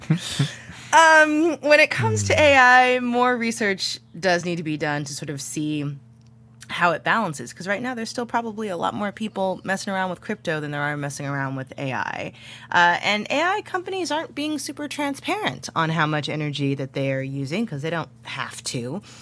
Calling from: Fallbrook, California, United States; I'm calling from Fallbrook, California, in San Diego County.

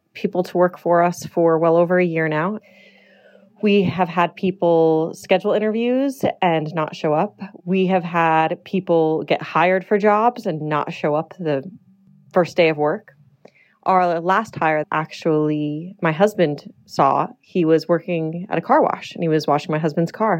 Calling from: Las Vegas, Nevada, United States; I'm calling from Las Vegas, Nevada, where I own a commercial cabinet company

